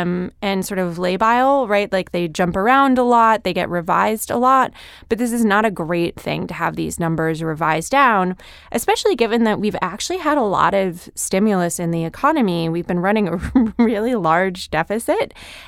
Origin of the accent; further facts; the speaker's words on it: Connecticut, United States; I grew up in suburban Connecticut, and I still didn't learn to drive until I was